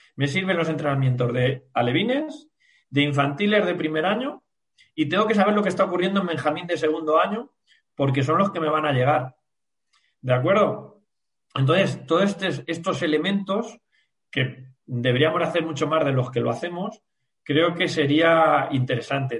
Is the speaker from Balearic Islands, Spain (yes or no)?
no; La Roda, Castilla-La Mancha, Spain; pues yo que soy de la Roda